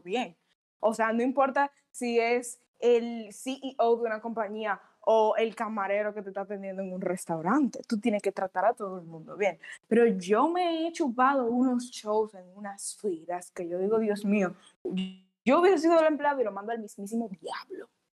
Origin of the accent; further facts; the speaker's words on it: Dominican Republic; como mujer dominicana